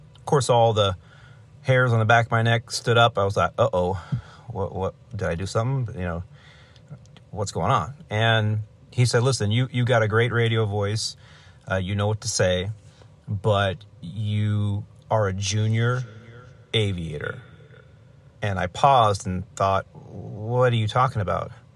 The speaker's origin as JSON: {"language": "English", "town": "Los Angeles", "region": "California", "country": "United States", "tie": "born or raised there", "also_born_or_lived": "Chicago", "said": "I was very excited to be based in my hometown"}